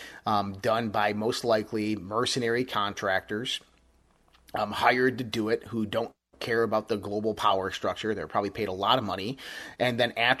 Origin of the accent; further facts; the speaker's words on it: United States; I'm American